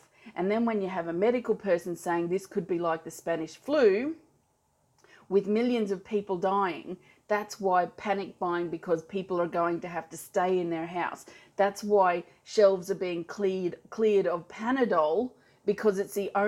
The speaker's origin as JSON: {"language": "English", "country": "Australia", "said": "I'm Australian, I live in Australia"}